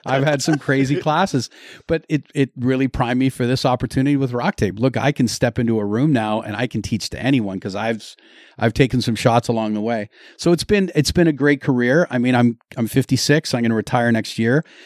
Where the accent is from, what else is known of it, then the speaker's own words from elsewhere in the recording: Lindsay, Ontario, Canada; I'm from Lindsay